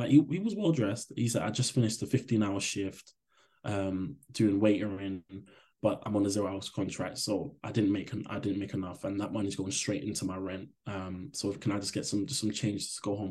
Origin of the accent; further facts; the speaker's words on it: London, United Kingdom; I grew up in Hackney at a time where I saw a lot of struggle